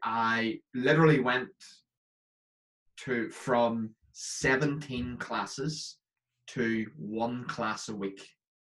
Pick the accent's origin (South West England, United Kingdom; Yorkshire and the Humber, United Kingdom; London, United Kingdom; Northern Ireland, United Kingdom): Northern Ireland, United Kingdom; now in Scotland, United Kingdom; It's because I'm from Northern Ireland, but I live in Scotland, and my mates constantly tell me that my accent's changed slightly.